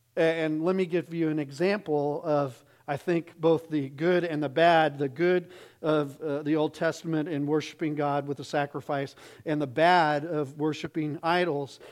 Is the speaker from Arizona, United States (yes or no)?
yes; Arizona, United States; I grew up in Arizona